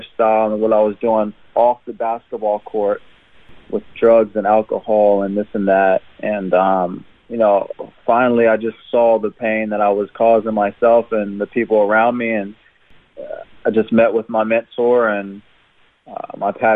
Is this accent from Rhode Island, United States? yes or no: no; Jeffersonville, Indiana, United States; moved away as an adult; now in Brisbane, Australia; I was born and raised in Jeffersonville, Indiana.